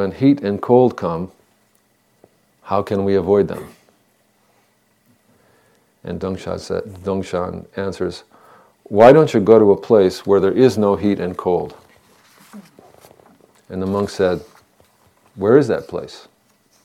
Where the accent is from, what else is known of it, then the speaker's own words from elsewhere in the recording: Northeast, United States; moved away; When I was a boy growing up in the Northeast, the summers would be hot